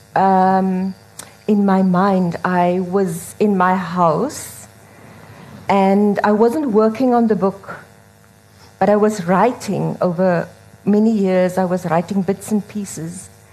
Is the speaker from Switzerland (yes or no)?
no; Strand, Western Cape, South Africa; first language Afrikaans; English is a second language; I grew up in a house in the Strand. I was born in the Eastern Cape